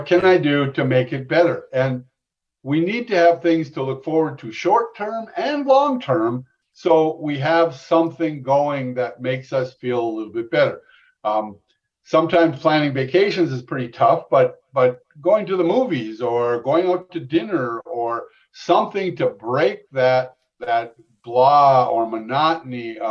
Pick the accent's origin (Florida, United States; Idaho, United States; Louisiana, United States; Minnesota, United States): Minnesota, United States; I'm from Minnesota